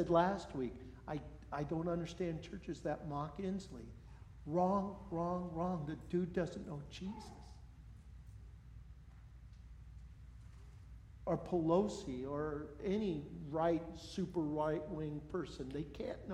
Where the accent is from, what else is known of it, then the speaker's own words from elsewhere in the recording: United States; also born or lived in Colville; being American